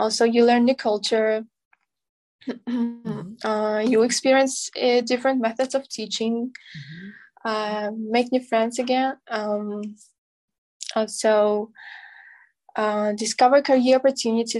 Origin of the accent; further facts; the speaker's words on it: Aktobe, Aktobe Region, Kazakhstan; English is a second language; Currently I'm studying last year my hometown university